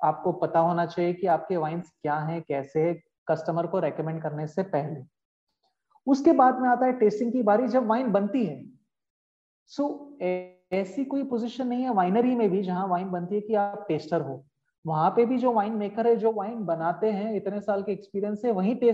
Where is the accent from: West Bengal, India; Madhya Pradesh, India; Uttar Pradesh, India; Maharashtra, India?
Maharashtra, India; Mumbai; मैं मुंबई का रहने वाला हूँ एंड मैं फूड एंड बेवरेजेस से करीबन अभी 20 साल से एसोसिएटेड हूँ